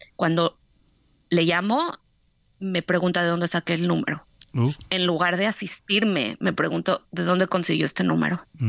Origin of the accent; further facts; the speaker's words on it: Mexico; now in Tel Aviv, Israel; Somos, somos mexicanos